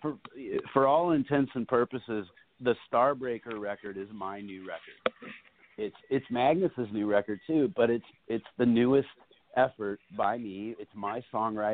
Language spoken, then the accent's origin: English; New York City, New York, United States; back up there in my hometown